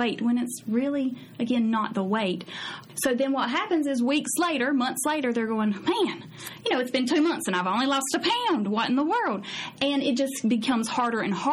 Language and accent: English; United States; as an American